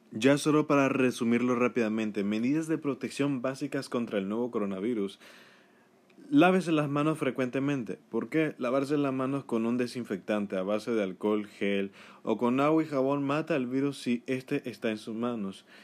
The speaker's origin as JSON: {"language": "Spanish", "country": "Nicaragua", "said": "en mi país de Nicaragua"}